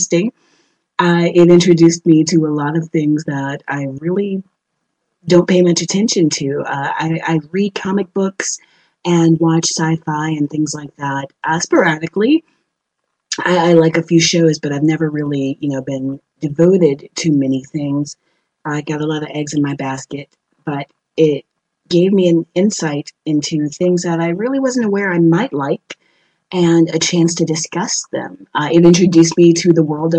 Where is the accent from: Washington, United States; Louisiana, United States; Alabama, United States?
Louisiana, United States; New Orleans; moved away as an adult; now in Madrid, Spain; I'm from New Orleans